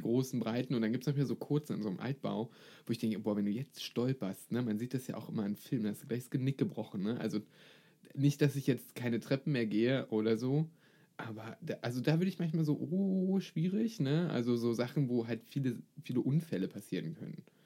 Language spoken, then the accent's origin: German; Brandenburg, Germany; Vielleicht komme ich aus Brandenburg